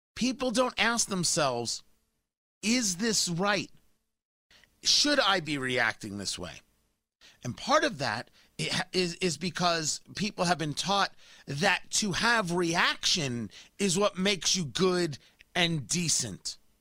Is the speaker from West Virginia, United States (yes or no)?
no; Middletown, New Jersey, United States; I grew up in Middletown, New Jersey.